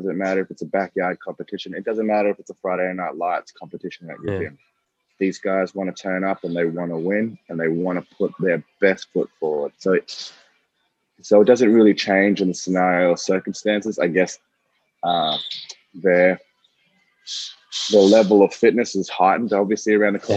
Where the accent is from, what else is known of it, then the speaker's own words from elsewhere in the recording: Australia; being Australian